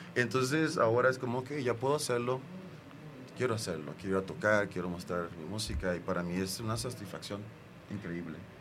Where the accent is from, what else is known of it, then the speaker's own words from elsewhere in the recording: Acapulco, Guerrero, Mexico; moved away; also born or lived in United States; recuerdo de niño en Acapulco